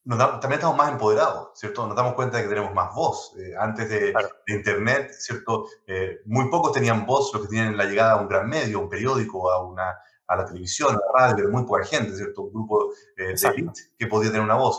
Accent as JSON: {"language": "Spanish", "country": "Chile", "accent": "100% chileno", "second_language": "Spanish", "said": "Yo tengo acento, por supuesto, 100% chileno"}